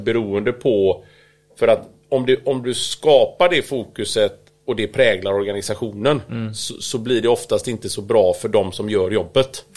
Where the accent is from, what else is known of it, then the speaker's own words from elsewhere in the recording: Kungälv, Västra Götaland, Sweden; also born or lived in United States / Italy; kommer ju från Kungälv